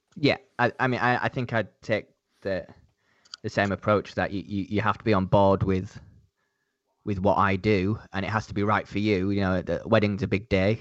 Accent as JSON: {"language": "English", "town": "Leeds", "region": "Yorkshire and the Humber", "country": "United Kingdom", "moved": "yes", "lives_now": "London, United Kingdom", "said": "I'm London-based. I'm not originally, I don't know if you guys can tell from my accent, but I'm, I'm not from London. I'm from the, uh, the north of England, uh, a city called Leeds"}